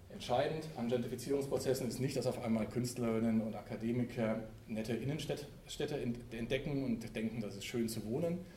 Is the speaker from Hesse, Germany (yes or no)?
yes; Frankfurt, Hesse, Germany; in Berlin, in Frankfurt, wo ich herkomme und in anderen Städten, skandalisiert wird.